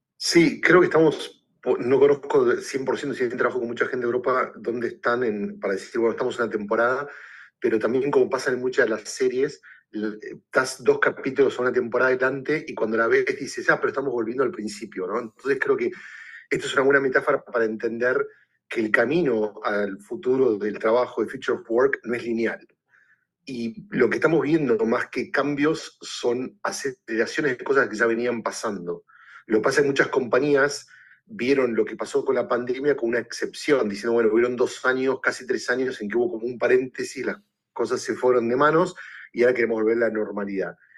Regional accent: Argentina; moved away as an adult; also born or lived in Puerto Rico / New York / Los Angeles; now in Chicago, United States; yo soy originalmente argentina

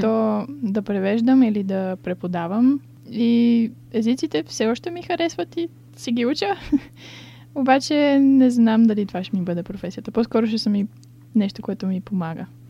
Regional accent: Bulgaria; moved away as an adult; also born or lived in Sofia, Bulgaria; now in Brighton, United Kingdom; че съм българка.

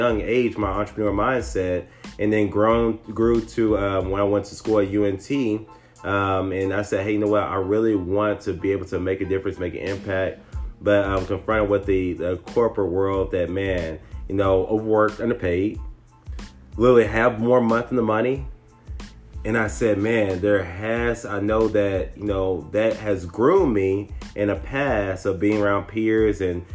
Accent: Tyler, Texas, United States; I'm originally from Tyler, Texas, a little small country town

